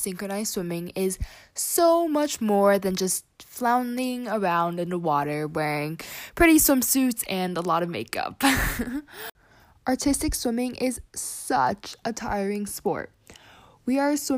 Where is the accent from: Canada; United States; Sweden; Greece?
Canada; I am a Canadian artistic swimmer